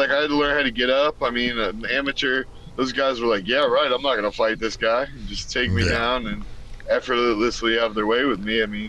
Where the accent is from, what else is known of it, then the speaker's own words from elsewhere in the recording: Florida, United States; now in Los Angeles, United States; I'm from Florida